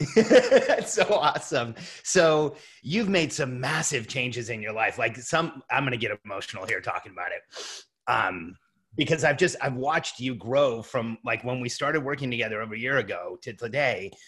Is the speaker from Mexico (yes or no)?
yes; Mexico; And I'm from Mexico